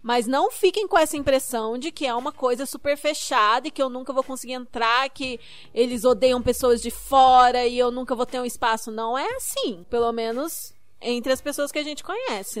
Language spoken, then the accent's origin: Portuguese; Curitiba, Paraná, Brazil; eu sou de Curitiba